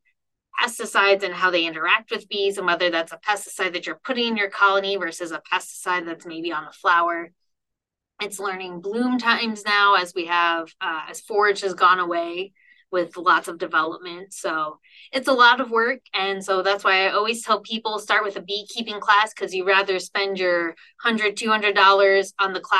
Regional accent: Ohio, United States; moved away as an adult; also born or lived in North Carolina; now in Nebraska, United States; I'm originally from Ohio

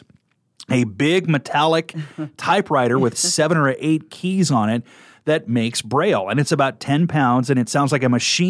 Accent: Kearney, Nebraska, United States; But I am a Nebraska native. I was born in 1975 in Kearney, Nebraska. So I grew up right in the middle of the state

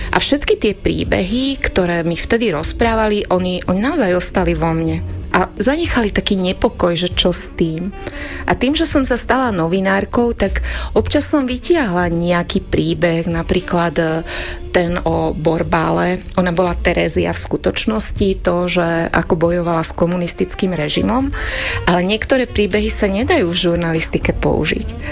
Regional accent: Lučenec, Banská Bystrica Region, Slovakia; born or raised there; Slovak is a second language; also born or lived in Gemerská Panica

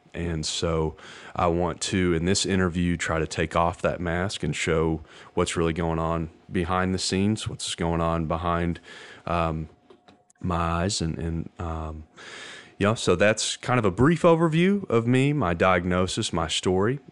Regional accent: Hot Springs, Arkansas, United States; I'm from Hot Springs, Arkansas

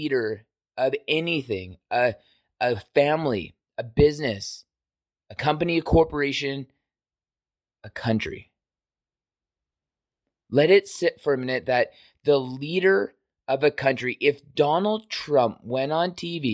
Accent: Canada; as a Canadian citizen

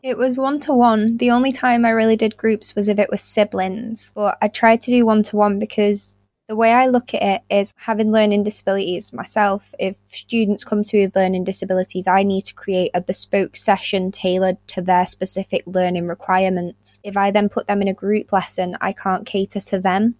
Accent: Winsford, North West England, United Kingdom; teaching weekly Spanish workshops in my hometown

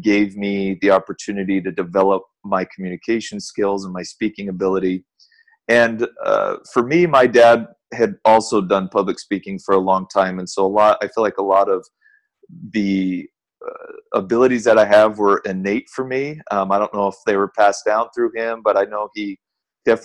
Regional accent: Southern California, United States; I grew up in Southern California.

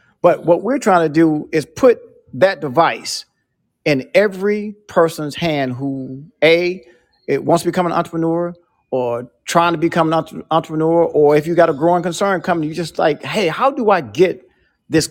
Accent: Nashville, Tennessee, United States; a black kid growing up in Nashville

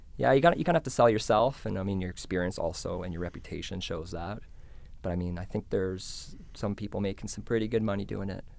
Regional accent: Canmore, Alberta, Canada; my hometown in Camden, Alberta

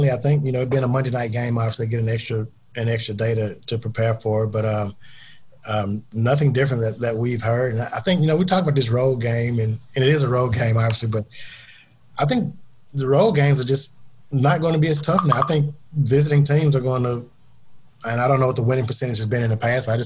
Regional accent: Mississippi, United States; I'm from Mississippi originally.

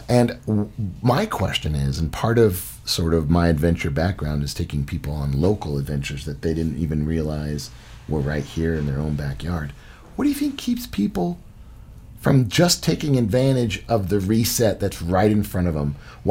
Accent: Utah, United States; I'm from Utah.

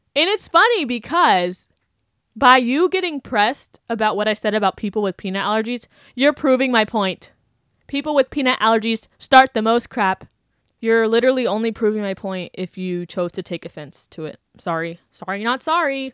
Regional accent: Wellington, Florida, United States; I grew up in Wellington

